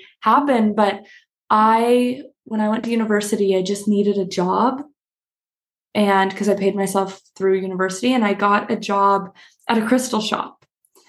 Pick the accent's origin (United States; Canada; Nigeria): Canada; moved away; I'm traveling in Canada and visiting my family right now